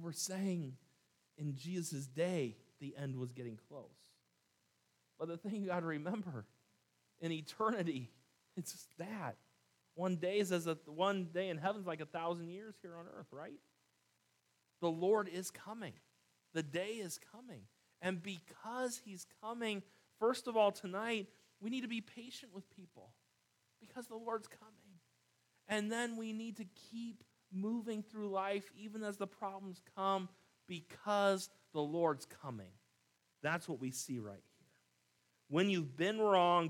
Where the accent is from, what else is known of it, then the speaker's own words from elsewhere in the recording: California, United States; I grew up here in California